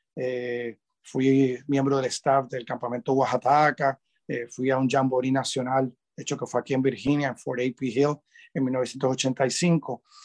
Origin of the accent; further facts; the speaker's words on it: Puerto Rico; moved away as an adult; also born or lived in Washington; me crié en Puerto Rico